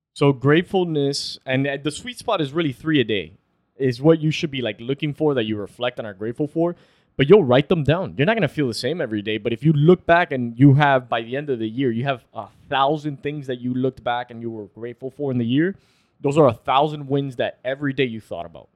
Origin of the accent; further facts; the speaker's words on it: Florida, United States; We're from Florida.